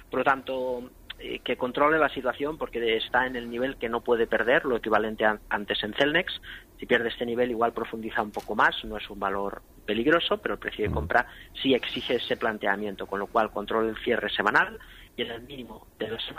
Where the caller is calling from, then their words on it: Logroño, La Rioja, Spain; hola buenas … de Logroño